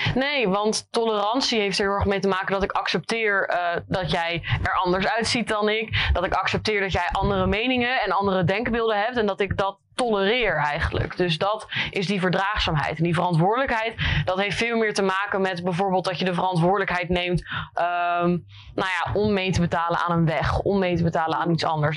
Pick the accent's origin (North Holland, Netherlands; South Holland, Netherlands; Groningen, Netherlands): South Holland, Netherlands; Rotterdam; also born or lived in Leiden; ik kom oorspronkelijk uit Rotterdam. Heb hier ook op theaterschool gezeten van Hofplein, middelbare school